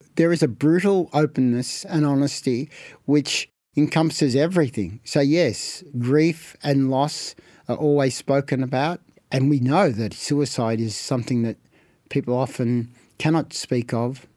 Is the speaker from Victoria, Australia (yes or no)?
yes; Melbourne, Victoria, Australia; I was born in Carlton, and we had two houses in Carlton immediately next door to each other